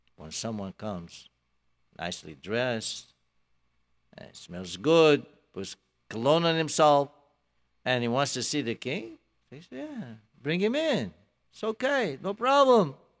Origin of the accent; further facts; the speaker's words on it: Morocco; now in United States; I'm from Morocco